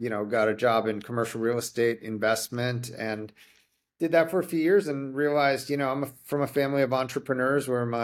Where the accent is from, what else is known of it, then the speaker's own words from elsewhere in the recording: New Jersey, United States; moved away; I grew up in New Jersey and we were in a small little town on the Jersey Shore, two Chinese families